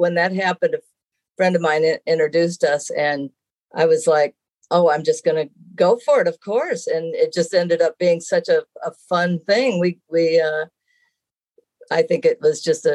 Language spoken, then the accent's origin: English; Traverse City, Michigan, United States; moved away as an adult; also born or lived in Los Angeles; I am born and raised in Traverse City, Michigan, which happens to be the town that I live in now